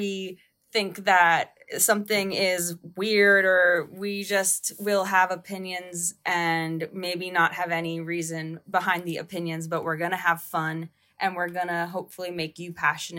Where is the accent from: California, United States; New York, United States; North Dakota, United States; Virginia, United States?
New York, United States; upstate; now in New York City, United States; I'm from upstate New York